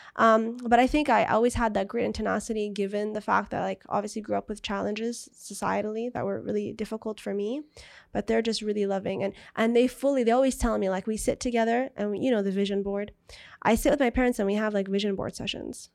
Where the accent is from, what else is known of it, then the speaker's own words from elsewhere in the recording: Jeddah, Makkah Province, Saudi Arabia; also born or lived in San Diego, United States; now in Riyadh, Saudi Arabia; We're from Jeddah. Beautiful, beautiful city on the Red Sea